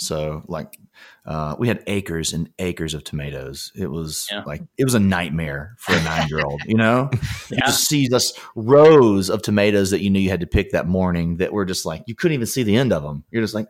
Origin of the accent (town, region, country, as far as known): Alabama, United States; born or raised there; now in Los Angeles, United States